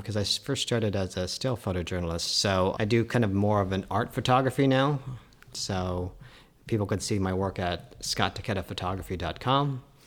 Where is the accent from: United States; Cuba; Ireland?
United States; Colorado; we're all from Colorado